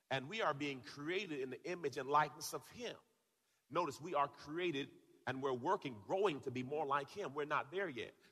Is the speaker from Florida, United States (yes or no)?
yes; Tampa, Florida, United States; the kickoff is happening right here in my hometown of Tampa Bay.